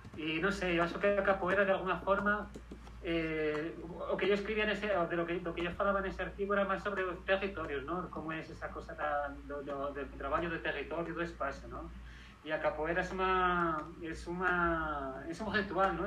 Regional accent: Madrid, Community of Madrid, Spain; moved away as an adult; also born or lived in Segovia / Barcelona / Catalonia / Edinburgh; nací y me crié en Madrid, en España.

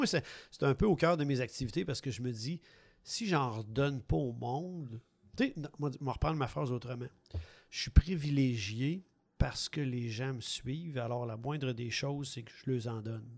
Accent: Quebec City, Quebec, Canada; moved away; also born or lived in Montreal region; moi, je suis natif de Québec

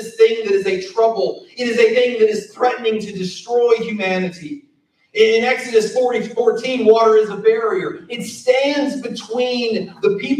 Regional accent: South Carolina, United States; moved away; also born or lived in Siler City, North Carolina; I'm from South Carolina. We don't talk right.

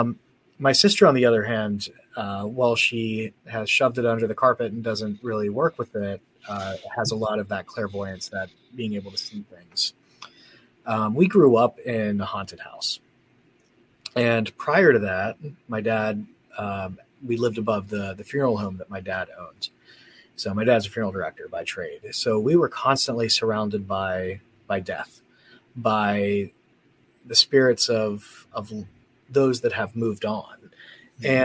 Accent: Gettysburg, Pennsylvania, United States; moved away as an adult; now in Indiana, United States; I was born in Pennsylvania and lived there pretty much my whole life. I grew up around Gettysburg.

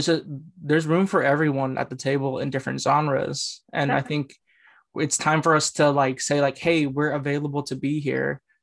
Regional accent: Bay Area, California, United States; I grew up in the Bay Area, Asians are everywhere. Like I went to a predominantly Asian high school

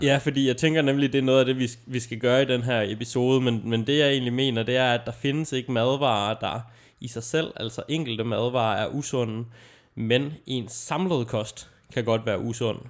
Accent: Aalborg, North Denmark Region, Denmark; min hjemstavn

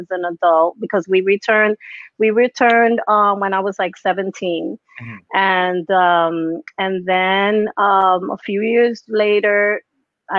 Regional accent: New York City, New York, United States; I'm Puerto Rican. My parents are Puerto Rican. And I was born and raised in the Bronx

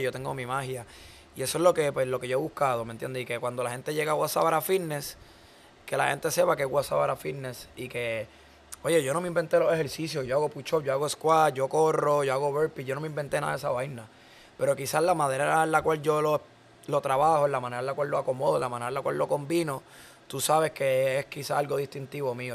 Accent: Caguas, Puerto Rico; nosotros somos de Cagua

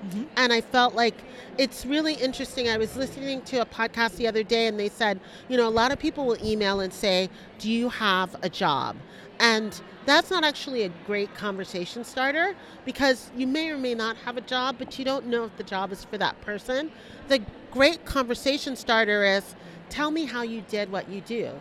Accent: New York, United States; I grew up in New York, but my family, my mom is so super Panamanian

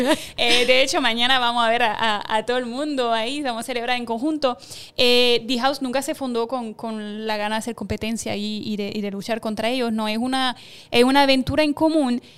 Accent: France; moved away as an adult; now in Puerto Rico; yo como francesa

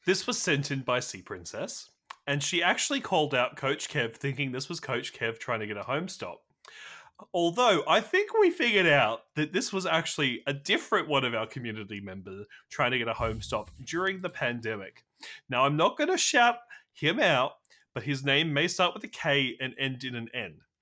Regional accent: Australia; I'm also Australian

